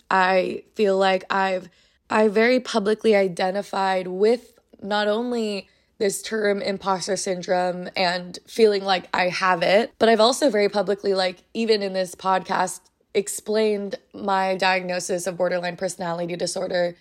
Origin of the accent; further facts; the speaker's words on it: United States; I'm Asian American